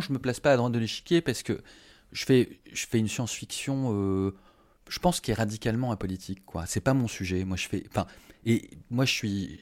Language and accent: French; France; je suis français